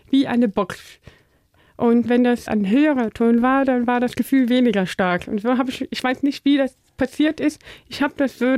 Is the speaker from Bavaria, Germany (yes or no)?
no; North Rhine-Westphalia, Germany; wir kommen in der Nähe aus Holland, Aachen da, okay. Rheinländerin.